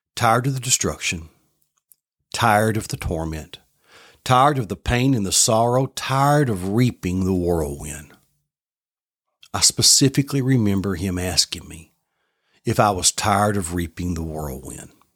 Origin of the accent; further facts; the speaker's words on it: Southeast Tennessee, United States; I grew up in Southeast Tennessee in a middle-class home